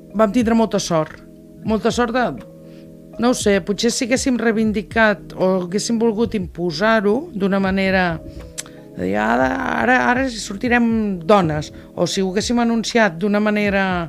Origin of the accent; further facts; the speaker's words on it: Tarragona, Catalonia, Spain; vaig néixer a Tarragona al 1959 i soc tarragonina de, de, de soc arrel